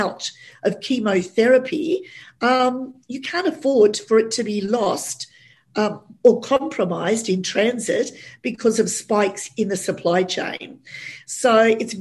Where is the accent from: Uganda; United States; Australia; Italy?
Australia; an Aussie girl